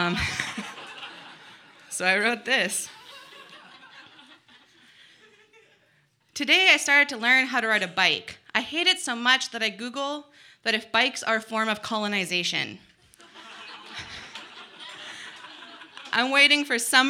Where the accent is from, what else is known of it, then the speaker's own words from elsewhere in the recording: Dawson Creek, British Columbia, Canada; I grew up in Treaty 8 territory in Dawson Creek, BC